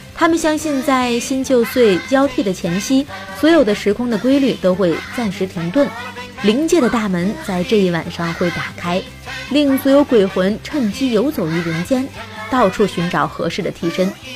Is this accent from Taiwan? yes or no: no; China; 我们中国人呢会把七月十五，农历的七月十五进行成是鬼节